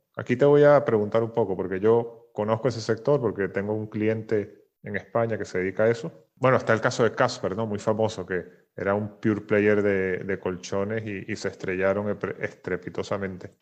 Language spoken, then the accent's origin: Spanish; Venezuela; moved away; yo, soy venezolano